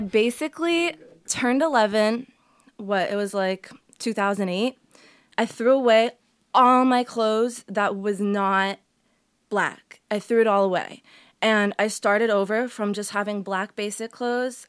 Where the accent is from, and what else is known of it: Massachusetts, United States; born or raised there; first language Portuguese; English is a second language; also born or lived in Medford / Waltham / Billerica / Burlington